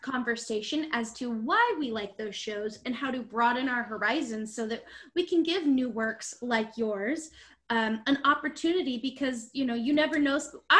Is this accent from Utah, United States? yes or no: yes; Salt Lake City, Utah, United States; we're from Salt Lake City, Utah.